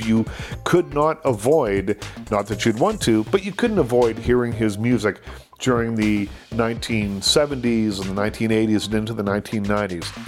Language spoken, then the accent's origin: English; Canada; growing up in Canada